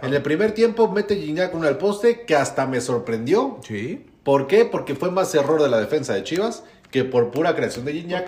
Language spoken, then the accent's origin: Spanish; Mexico City, Mexico; como soy rico chilango